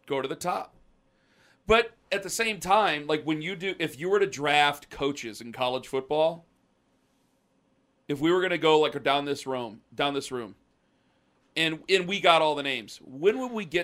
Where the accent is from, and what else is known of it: Canton, Ohio, United States; born or raised there